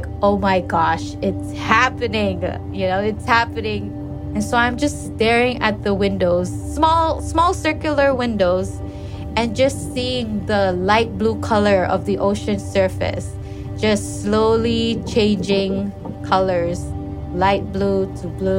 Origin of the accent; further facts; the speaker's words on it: Pohnpei, Micronesia; I was born in Pohnpei